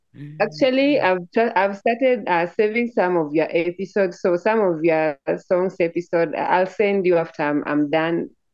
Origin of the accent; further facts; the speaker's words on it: Nairobi, Kenya; also born or lived in Homa Bay, South Nyanza, Kenya; I'm from Nairobi, Kenya, but where I call home is South Nyanza. That one is Homa Bay, another part of my tribe village.